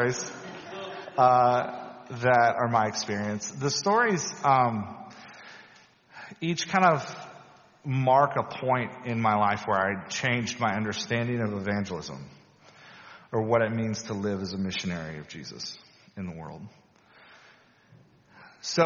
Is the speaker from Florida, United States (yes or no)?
no; Louisiana, United States; When I was a teenager growing up in Louisiana, in a beautifully Southern Baptist, very conservative church